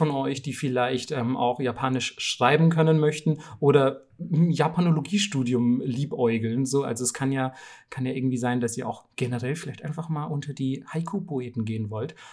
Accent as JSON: {"language": "German", "town": "Bamberg", "region": "Bavaria", "country": "Germany", "said": "ich komme ja aus Bamberg. Ähm, das ist eine relativ kleine Stadt in, in Bayern."}